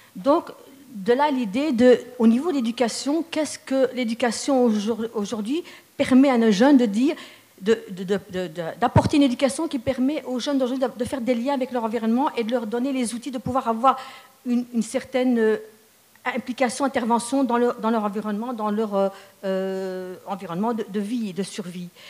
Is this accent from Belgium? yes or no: yes; Charleroi, Wallonia, Belgium; je suis carolo de naissance, je suis née dans une famille d'origine marocaine